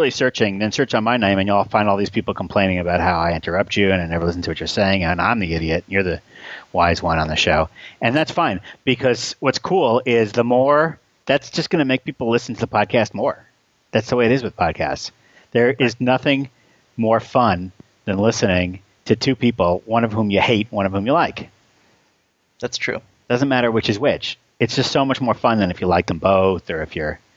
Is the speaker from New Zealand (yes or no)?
yes; New Zealand; I'm a New Zealander